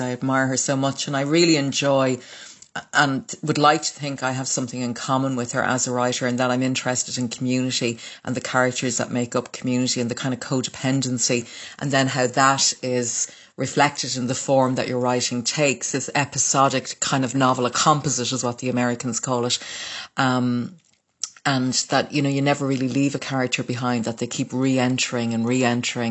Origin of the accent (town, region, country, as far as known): Dublin, Leinster, Ireland; born or raised there; also born or lived in Waterford, Ireland